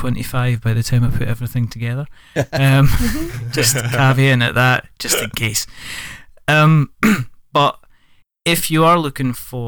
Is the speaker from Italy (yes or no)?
no; Scotland, United Kingdom; I'm Scottish.